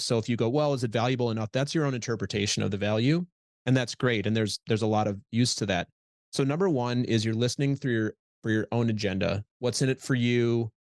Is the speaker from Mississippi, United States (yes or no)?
no; Minnesota, United States; moved away as an adult; also born or lived in Midwest; now in New York, United States; I'm from Minnesota originally